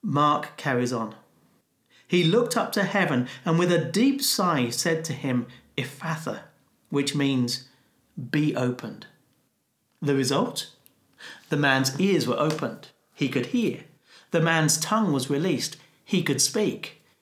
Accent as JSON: {"language": "English", "country": "United Kingdom", "said": "as a Brit"}